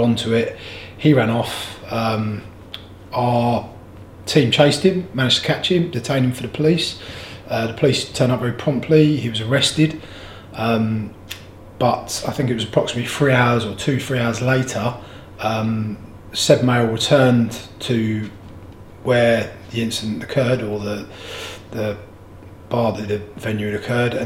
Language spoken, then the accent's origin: English; Canterbury, South East England, United Kingdom; growing up in Canterbury, I've always felt safe in my own town.